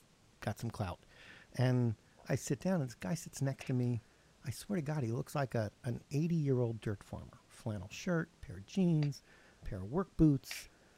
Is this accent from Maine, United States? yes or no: yes; Portland, Maine, United States; as a kid growing up in Portland, Maine